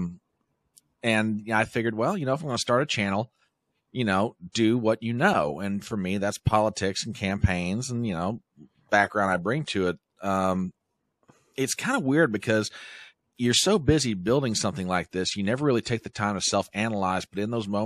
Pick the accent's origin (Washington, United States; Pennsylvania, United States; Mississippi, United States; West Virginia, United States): West Virginia, United States; I hail from the state of West Virginia